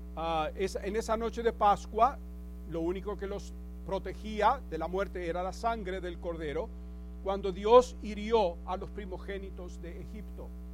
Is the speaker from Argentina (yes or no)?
yes; Buenos Aires, Argentina; moved away; Yo me acuerdo cuando íbamos a la iglesia ortodoxa de pequeño en Buenos Aires